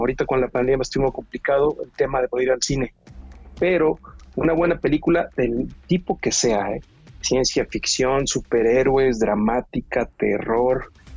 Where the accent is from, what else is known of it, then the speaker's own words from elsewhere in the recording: Veracruz, Mexico; soy originario de Veracruz